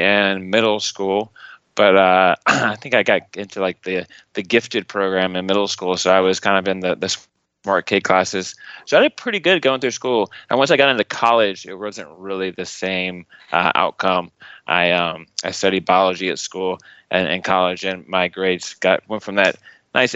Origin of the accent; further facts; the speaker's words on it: Lowburn, outside Atlanta, Georgia, United States; I was grew up in just outside of Atlanta, Georgia, a little place called Lowburn. It's a suburb outside of Atlanta